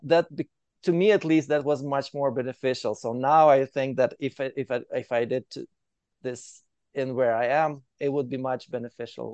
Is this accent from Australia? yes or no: no; Ukraine; moved away as an adult; now in Calgary, Canada; I'm from Ukraine. I moved to Canada directly to Calgary in 2015.